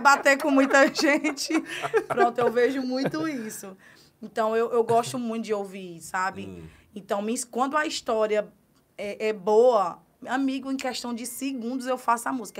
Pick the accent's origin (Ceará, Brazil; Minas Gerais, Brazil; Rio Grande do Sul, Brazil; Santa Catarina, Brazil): Ceará, Brazil; Guaraciaba do Norte; moved away as an adult; now in Carnaubais, Brazil; Eu sou da cidade de Guaraciaba do Norte, é, no Ceará